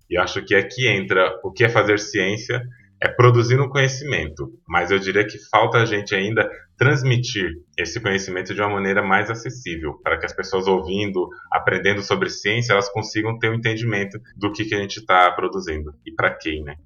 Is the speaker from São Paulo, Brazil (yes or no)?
yes; São Paulo, Brazil; also born or lived in Feira de Santana, Bahia; Eu nasci em Feira de Santana, na Bahia. Vim de lá da Bahia com um ano de idade, o Rodrigo um pouquinho mais velho, que é meu irmão, e fui criado praticamente a vida inteira aqui em São Paulo